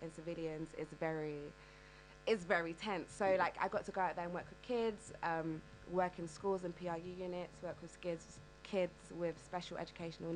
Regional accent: London, United Kingdom; I'm from the East End of London

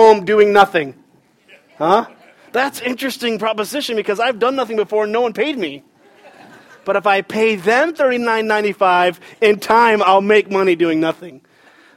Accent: Michigan, United States; now in Raleigh, United States; I grew up in Michigan

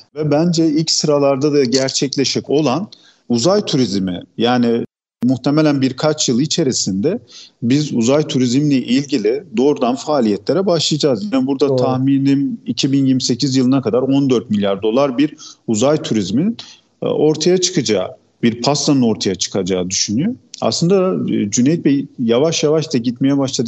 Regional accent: Gaziantep, Turkey; Gaziantep doğumluyum. Gaziantep'te yaşıyorum.

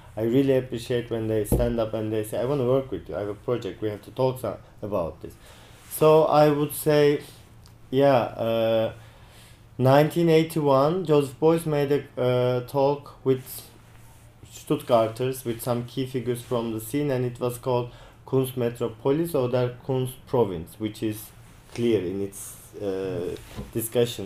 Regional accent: Turkey; now in New Zealand; I am from Turkey

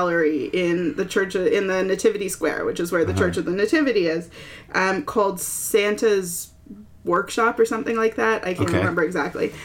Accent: Toronto, Ontario, Canada; also born or lived in Peterborough, Ontario; I'm from Toronto, but I went to Trent

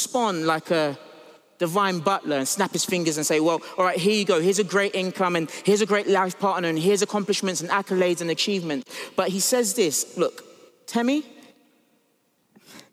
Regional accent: United States; I grew up in the States

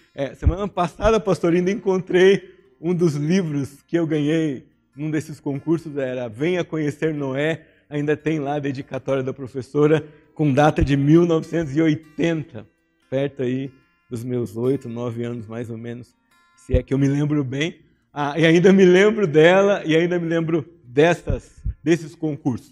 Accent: São José dos Campos, São Paulo, Brazil; cresci aqui em São José dos Campos

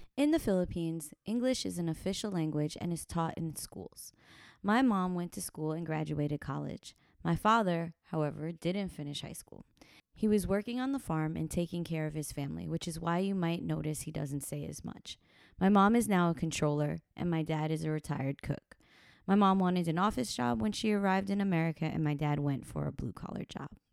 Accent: Yonkers, New York, United States; I am a Filipino American, and I grew up in Yonkers, New York.

